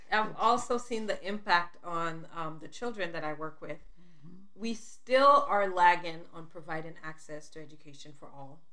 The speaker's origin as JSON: {"language": "English", "country": "Sierra Leone", "tie": "born or raised there", "also_born_or_lived": "Liberia", "said": "I was born in Liberia, and when I was two years old, we moved back to Sierra Leone"}